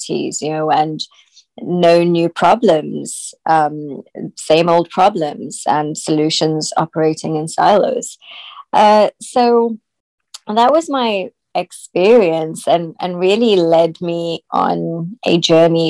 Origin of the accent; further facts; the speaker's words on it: South Africa; I was born in South Africa.